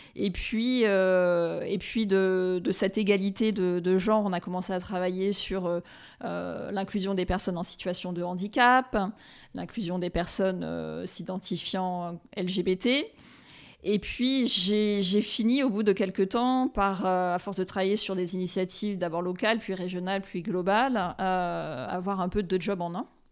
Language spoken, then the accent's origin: French; Réunion; moved away as an adult; also born or lived in New York; now in Paris, France; je suis originaire de l'île de la Réunion